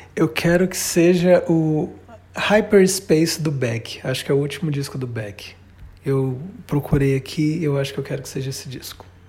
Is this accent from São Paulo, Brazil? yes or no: no; Belém, Pará, Brazil; Eu nasci em Belém.